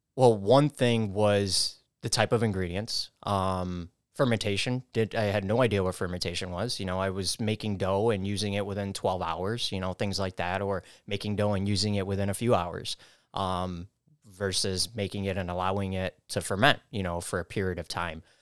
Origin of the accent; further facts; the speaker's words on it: New York City, New York, United States; I grew up in the Bronx, spent my early childhood down there